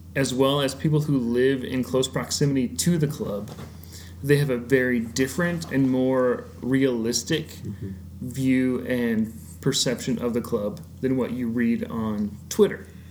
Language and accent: English; United States; as an American fan